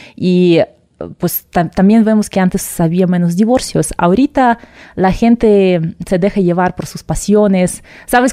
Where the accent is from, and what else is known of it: Russia; Spanish is a second language; moved away as an adult; also born or lived in Moscow; now in Mexico